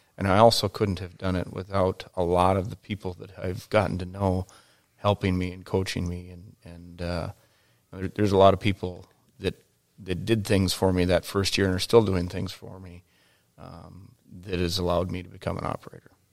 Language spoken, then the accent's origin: English; Detroit Lakes, Minnesota, United States; I grew up in Detroit Lakes, Minnesota, in a resort town.